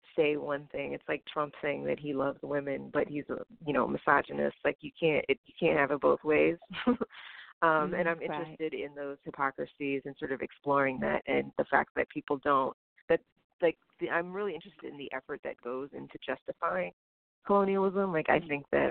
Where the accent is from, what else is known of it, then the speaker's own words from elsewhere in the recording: Houston, Texas, United States; moved away as an adult; also born or lived in New Jersey / New York; I was born in Jersey, and I grew up mostly in Houston